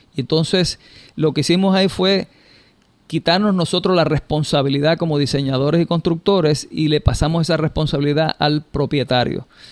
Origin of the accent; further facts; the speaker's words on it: Puerto Rico; en Puerto Rico tenemos esa ventaja de forma natural